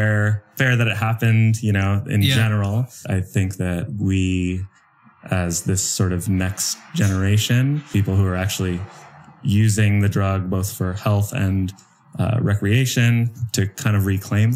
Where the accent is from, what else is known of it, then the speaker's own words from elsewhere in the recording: Portland, Oregon, United States; I'm from Portland.